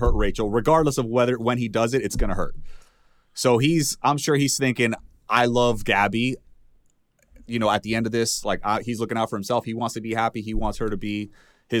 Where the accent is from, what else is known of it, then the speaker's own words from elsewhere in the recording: Miami, Florida, United States; I'm from Miami